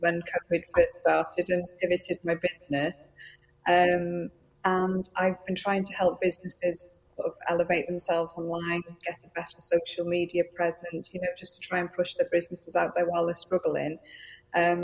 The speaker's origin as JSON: {"language": "English", "region": "Wales", "country": "United Kingdom", "accent": "Welsh", "first_language": "Welsh", "second_language": "English", "said": "I am in Wales. Yes, I'm Welsh"}